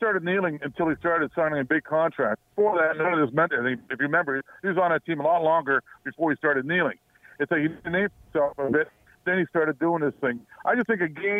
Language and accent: English; Toronto, Ontario, Canada; It's Scarborough. I grew up in West Hill